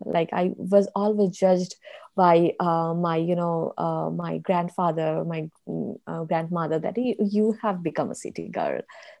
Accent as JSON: {"language": "English", "region": "Chittagong Division", "country": "Bangladesh", "tie": "born or raised there", "lives_now": "United States", "said": "Yeah, I grew up in Bangladesh, and they speak in Chittagong dialect, which is the southern part of Bangladesh."}